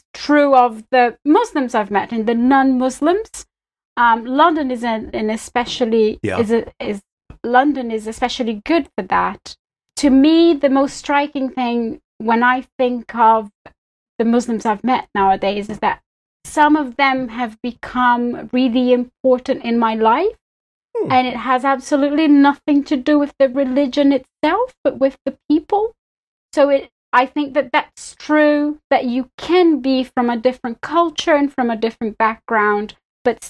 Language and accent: English; Belo Horizonte, Minas Gerais, Brazil; English is a second language; moved away as an adult; now in United Kingdom; I'm originally from Brazil. It's where I grew, where I was born and I grew up